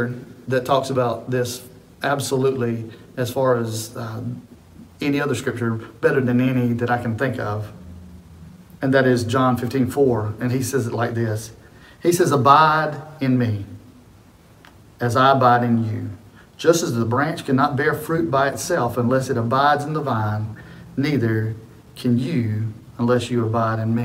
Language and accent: English; the South, United States; I grew up in the South